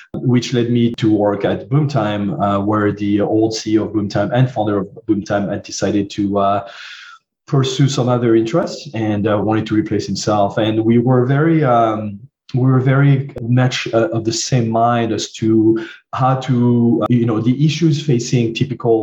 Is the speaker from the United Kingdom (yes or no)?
no; southern France, France; accent: French; English is a second language; moved away; I grew up in France, as you can hear from my accent